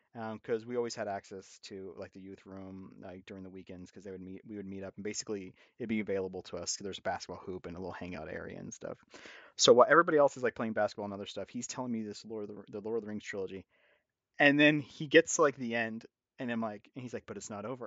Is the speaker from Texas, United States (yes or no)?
yes; Corpus Christi, Texas, United States; growing up in Corpus Christi, Texas